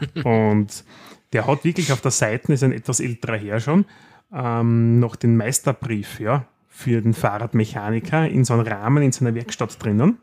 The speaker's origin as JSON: {"language": "German", "country": "Austria", "said": "bei uns in Österreich"}